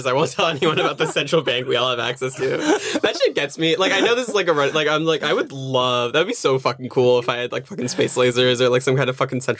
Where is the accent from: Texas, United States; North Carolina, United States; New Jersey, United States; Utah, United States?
New Jersey, United States; also born or lived in Georgia, United States; Growing up, and like I grew up in Jersey around a lot of Jews.